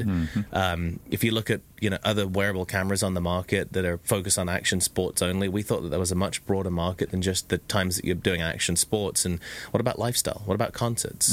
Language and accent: English; England, United Kingdom; now in Orange County, United States; being English